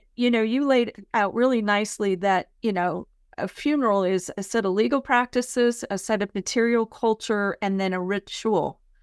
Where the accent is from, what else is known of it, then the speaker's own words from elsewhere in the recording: San Mateo County, California, United States; also born or lived in San Francisco, California; now in Murfreesboro, United States; I grew up in San Mateo County, California